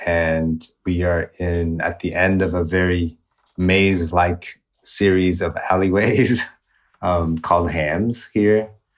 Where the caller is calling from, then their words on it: Ho Chi Minh City, Vietnam; I am calling in from Saigon, also known as Ho Chi Minh City, Vietnam.